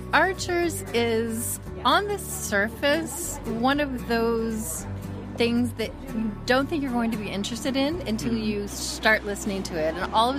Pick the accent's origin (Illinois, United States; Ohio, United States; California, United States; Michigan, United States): Ohio, United States; moved away; the middle of America, Ohio, to be specific. So I was a farm girl. Uh-huh. I grew up milking cows and churning butter.